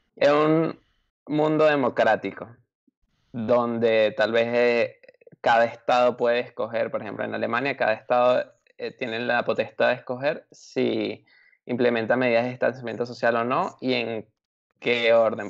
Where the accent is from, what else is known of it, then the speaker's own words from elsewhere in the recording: Venezuela; now in Germany; Los tres somos inmigrantes de Venezuela y estamos en otro país